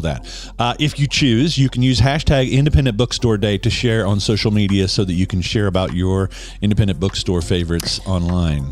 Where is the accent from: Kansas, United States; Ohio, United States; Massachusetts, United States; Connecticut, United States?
Kansas, United States; Western; as a kid growing up in Western Kansas